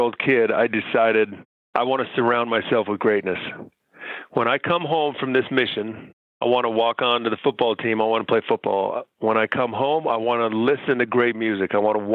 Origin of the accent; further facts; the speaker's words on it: Utah, United States; moved away as an adult; also born or lived in Taiwan / Philadelphia; I came from Utah, where I was raised.